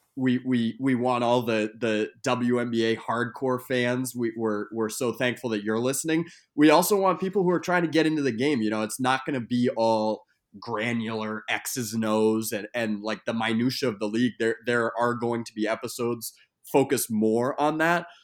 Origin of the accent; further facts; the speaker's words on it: New York, United States; as a New Yorker myself